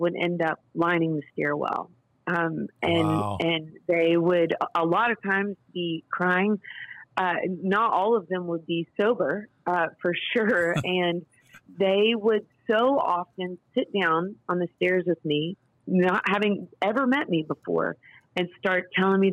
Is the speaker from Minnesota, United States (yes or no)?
no; Nashville, Tennessee, United States; I grew up here in Nashville, Tennessee, daughter of a producer